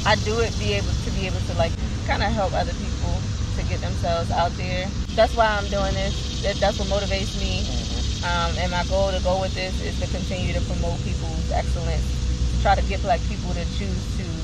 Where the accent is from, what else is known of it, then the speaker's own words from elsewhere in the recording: Baltimore, Maryland, United States; I'm from Baltimore.